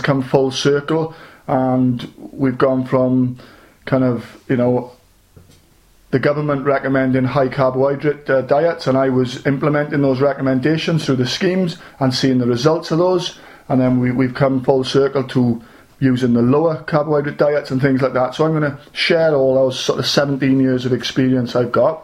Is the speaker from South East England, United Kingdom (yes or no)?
no; South Wales, United Kingdom; I'm from South Wales